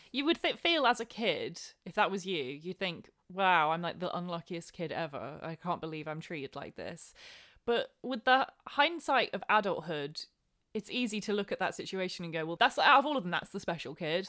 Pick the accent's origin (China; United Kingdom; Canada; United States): United Kingdom; England; as an English person